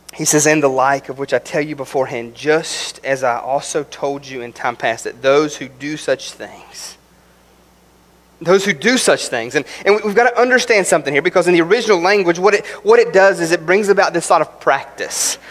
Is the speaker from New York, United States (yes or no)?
no; West Virginia, United States; I'm from West Virginia.